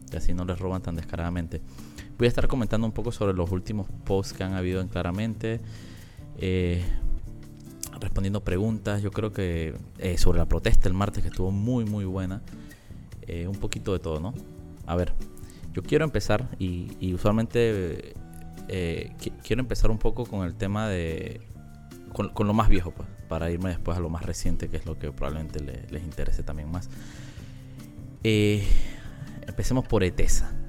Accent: La Chorrera, Panamá Oeste, Panama; yo que soy de Panamá Oeste, eh, digo, tengo años no vivo en Panamá Oeste, pero yo soy nacido y crecido en Chorrera.

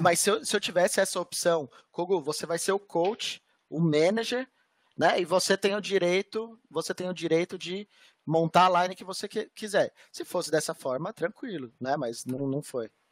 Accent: Brazil; Eu sou brasileiro, velho. Eu sou brasileiro.

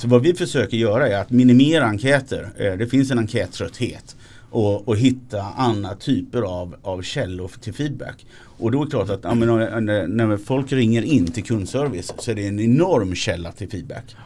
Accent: Småland, Sweden; jag är smålänning

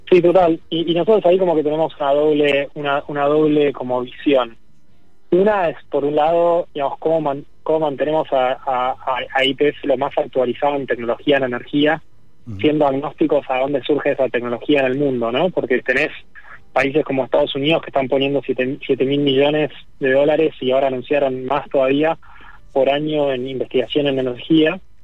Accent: Argentina; Acá en Argentina que tenemos mucho más territorio

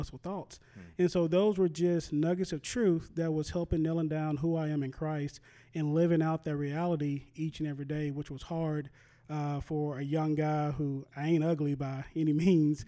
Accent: Texas, United States; now in Eustis, United States; growing up in Texas

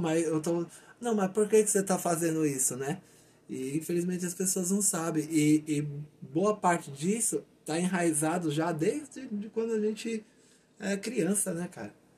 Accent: Brazil; sou brasileiro, eu amo meu país

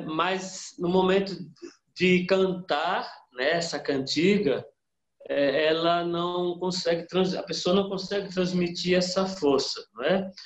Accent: sertão of Bahia, Brazil; da onde eu nasci e fui criado, ou seja, lá no, no sertão da Bahia

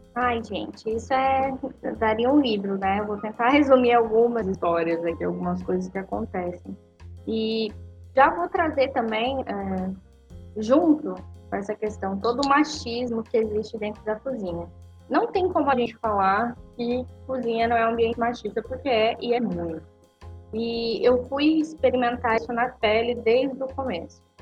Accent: Foz do Iguaçu, Paraná, Brazil; eu sou de Foz do Iguaçu, do Paraná

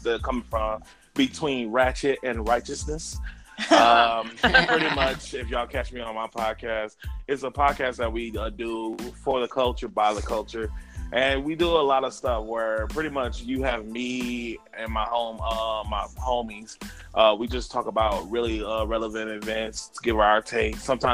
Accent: Saginaw, Michigan, United States; now in Toronto, Canada; I'm from Saginaw, originally

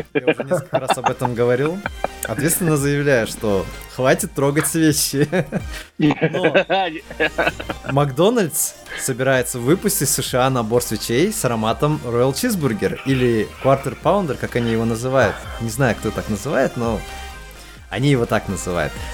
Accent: Kazakhstan; как стопроцентный казах

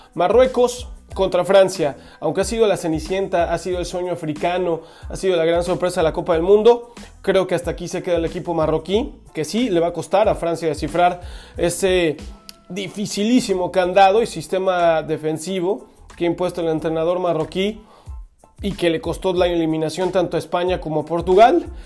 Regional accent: Mexico; a las personas que somos mexicanos

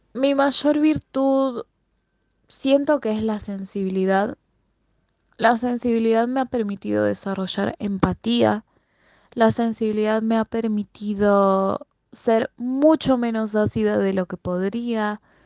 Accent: Buenos Aires, Argentina; Yo soy de Capital Federal, eh, vivo en un barrio que se llama Floresta, siempre viví acá

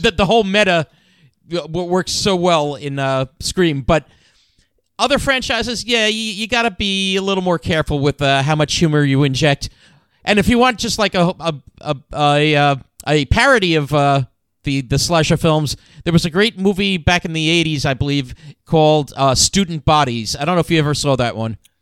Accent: New Jersey, United States; I'm from North Jersey.

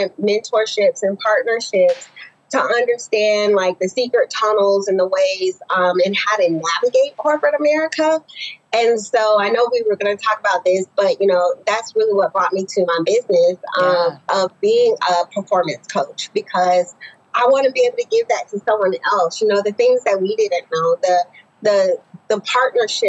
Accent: Naples, Florida, United States; I grew up in Naples, Florida

